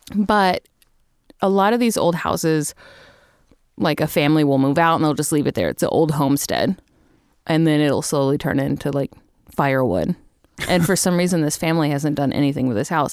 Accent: Little River Academy, Texas, United States; I grew up in Texas. I grew up in a town called Little River Academy, Texas, for the most part. Um, We moved there when I was thirteen

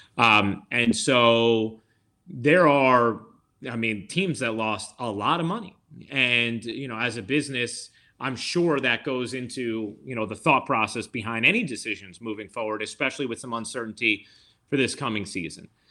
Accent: New York, United States; also born or lived in Dutchess County / the Bronx / Manhattan; I'm from New York. I've lived here. you know, I've lived either, uh, in, uh, Dutchess County, the Bronx, or Manhattan my entire life

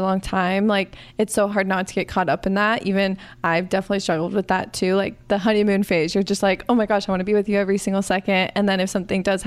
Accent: Arizona, United States; I grew up in Arizona.

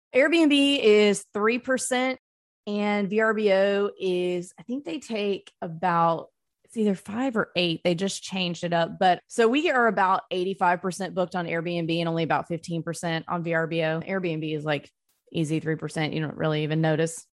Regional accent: North Mississippi, United States; I grew up in North Mississippi

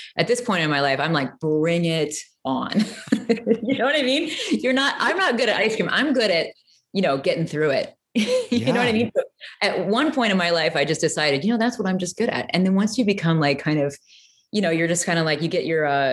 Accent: Peoria, Illinois, United States; I grew up in Peoria, Illinois

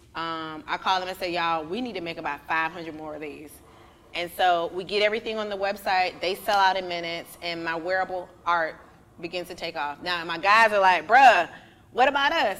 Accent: Miami, Florida, United States; moved away as an adult; now in Atlanta, United States; I am originally from Miami. I've been in been in Atlanta for about 12 years now

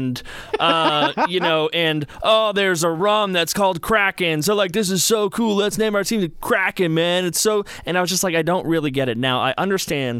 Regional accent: Boston, Massachusetts, United States; I'm from Boston.

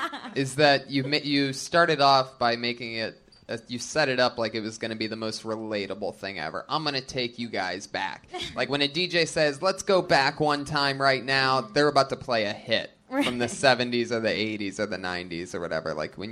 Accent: Florida, United States; I grew up in Florida. Oh, the trash I've seen.

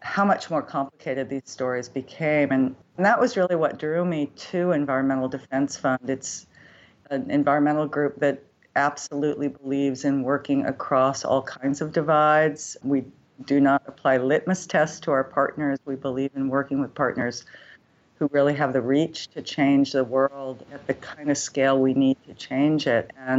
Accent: Berkeley, California, United States; I grew up in Berkeley, California. So I grew up in an urban environment

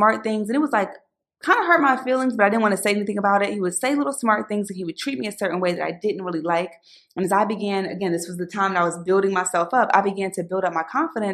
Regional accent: Philadelphia, Pennsylvania, United States; back when I was growing up in Philly

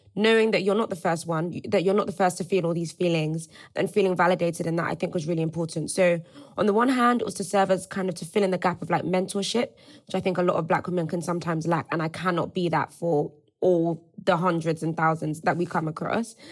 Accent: Nigeria; moved away; also born or lived in Cambridge, United Kingdom; I also went to Cambridge. I also left Nigeria

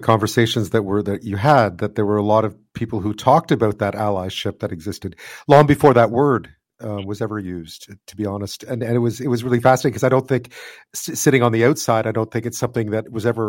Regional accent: Montreal, Quebec, Canada; I grew up in Montreal.

